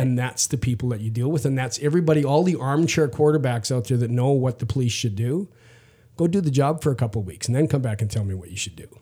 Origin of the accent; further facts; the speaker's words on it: Saskatchewan, Canada; I'm from Saskatchewan in Canada